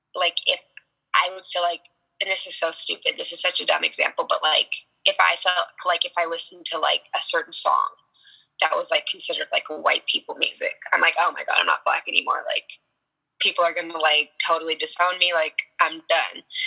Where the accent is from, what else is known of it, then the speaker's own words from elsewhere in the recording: Tucson, Arizona, United States; also born or lived in Sierra Vista, Arizona; I moved to Tucson when I was eight. Um, I grew up more on the north side of Tucson